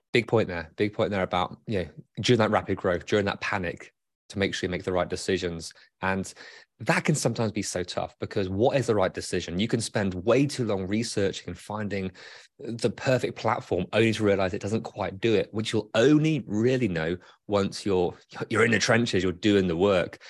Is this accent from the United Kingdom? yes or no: yes; United Kingdom; now in Michigan, United States; I'm British